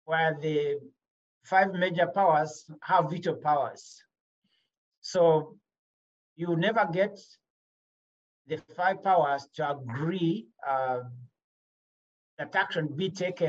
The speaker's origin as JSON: {"language": "English", "country": "Rwanda", "moved": "yes", "said": "I'm from Rwanda."}